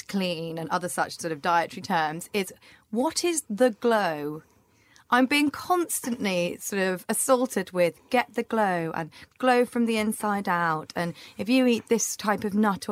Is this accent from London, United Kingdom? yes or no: no; Scotland, United Kingdom; I'm from Scotland.